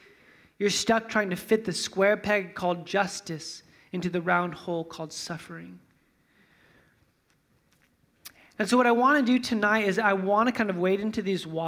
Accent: Fresno, California, United States; You know, like I'm from Fresno, so we'll see like, you know, how close I can get.

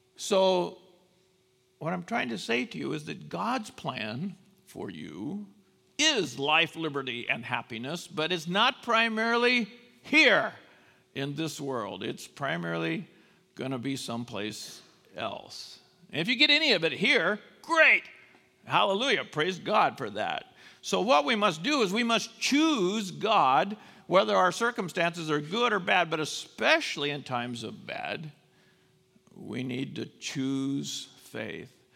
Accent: United States; as American Christians

